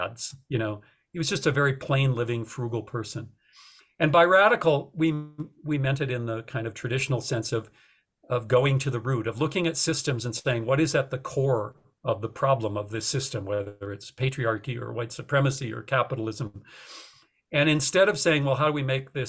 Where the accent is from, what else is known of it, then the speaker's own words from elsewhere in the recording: North Dakota, United States; moved away; also born or lived in Austin, Texas; I was, you know, a kid raised in a city. I didn't think much about it. I didn't know anything about agriculture. I'm from North Dakota.